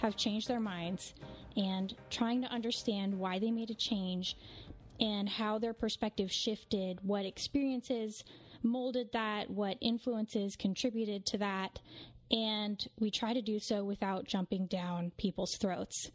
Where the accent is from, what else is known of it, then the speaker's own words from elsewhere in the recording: West Coast, United States; a mother and cultural commentator born and raised on the West Coast